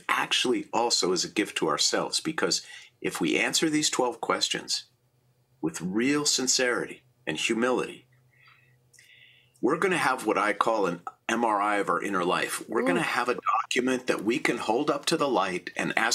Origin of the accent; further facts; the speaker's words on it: Minneapolis, Minnesota, United States; I was born in Minneapolis in 1960